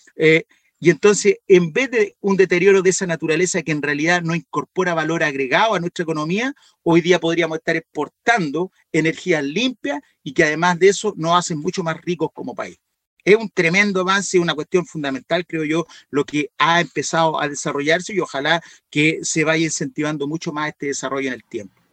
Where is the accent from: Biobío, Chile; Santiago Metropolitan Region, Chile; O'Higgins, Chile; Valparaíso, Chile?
Valparaíso, Chile; Y si nos vamos más hacia la cordillera, que es de donde soy yo